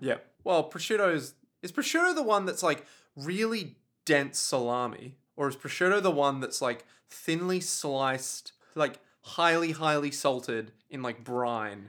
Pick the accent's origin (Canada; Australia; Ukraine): Australia; As an Australian